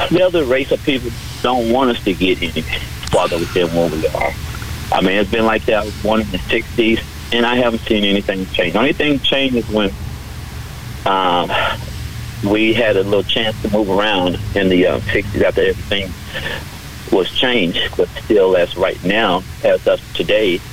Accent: the South, United States; I live sure in the South area. I was raised in the South area.

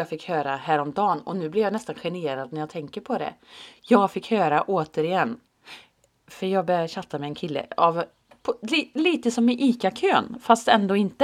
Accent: Finland; jag är ju finne.

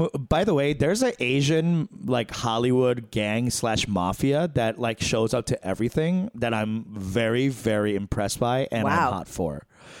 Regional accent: South Africa; I'm from South Africa. We do it differently.

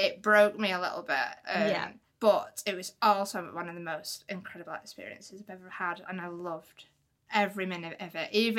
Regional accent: Wigan, North West England, United Kingdom; moved away; People still get confused by my accent because I've not actually lived in Wigan for like 20 years.

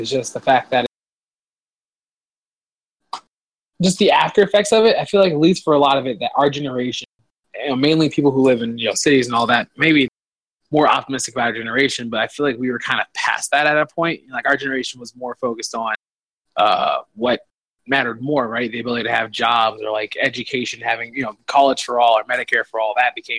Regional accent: suburban Florida, United States; growing up in the Southeast, especially in, like, suburban Florida

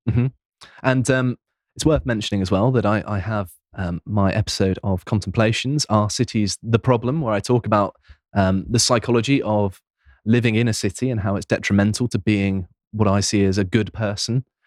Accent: Devon, South West England, United Kingdom; I'm from Devonshire

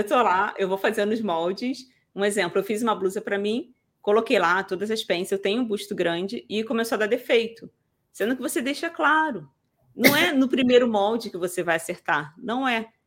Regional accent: Rio de Janeiro, Brazil; Eu sou do Rio, gente, da capital

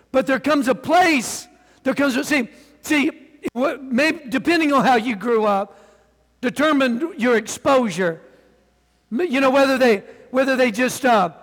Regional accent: the South, United States; I'm from the South

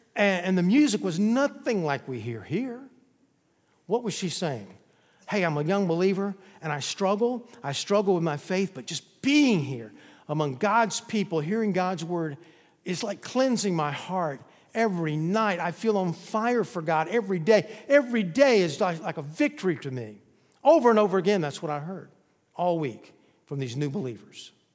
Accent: the South, United States; I was born in the South

